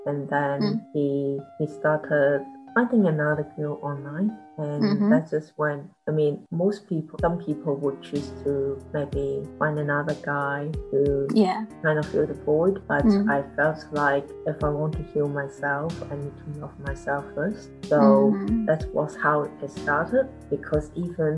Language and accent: English; Hong Kong; now in New Zealand; I was born in Hong Kong.